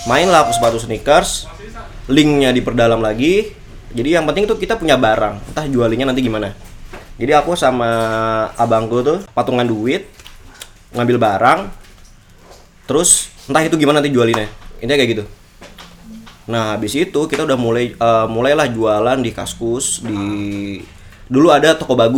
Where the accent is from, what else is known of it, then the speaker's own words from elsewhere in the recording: Jakarta, Indonesia; now in Yogyakarta, Indonesia; aku anak rantau kan aku dari Jakarta jadi di Jogja nih lepas orang tua